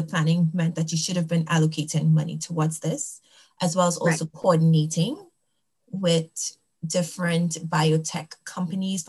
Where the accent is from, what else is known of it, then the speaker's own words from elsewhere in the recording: Trinidad & Tobago; now in United States; I'm from Trinidad and Tobago.